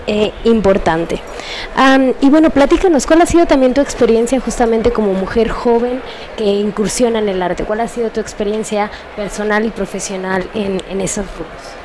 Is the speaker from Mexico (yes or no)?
yes; Mexico; como mujeres mexicanas